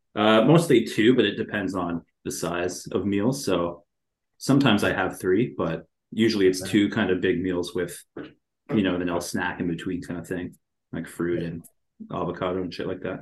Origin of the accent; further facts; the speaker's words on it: a small town in Ontario, Canada; now in Toronto, Canada; I was born and raised in a small town in Ontario. I'm Canadian.